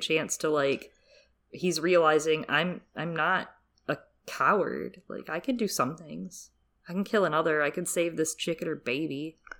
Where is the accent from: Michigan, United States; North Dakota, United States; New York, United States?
Michigan, United States; I grew up in Michigan